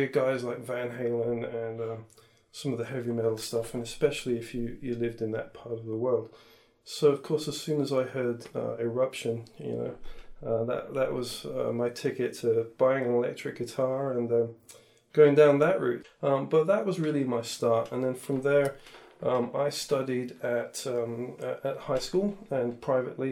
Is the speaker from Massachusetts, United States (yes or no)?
no; Santa Cruz, California, United States; I grew up in Santa Cruz in California